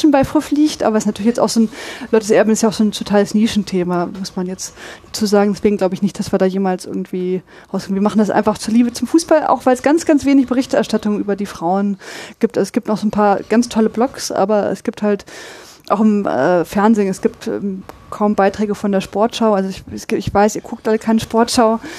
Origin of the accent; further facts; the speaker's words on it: Braunschweig, Lower Saxony, Germany; now in Dortmund, Germany; Ich komme aus Braunschweig.